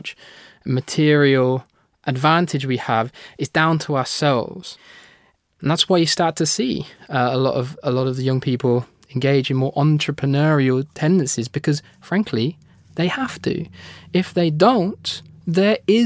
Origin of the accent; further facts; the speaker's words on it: United Kingdom; my home country, the United Kingdom